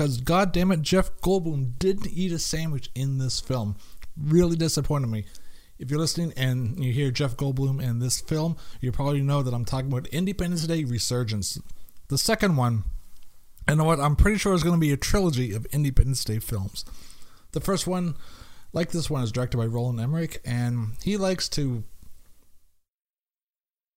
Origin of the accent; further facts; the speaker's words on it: Canada; I'm Canadian